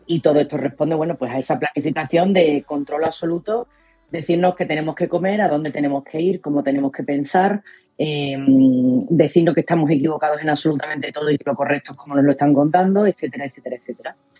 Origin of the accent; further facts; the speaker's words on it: Spain; Somos los españoles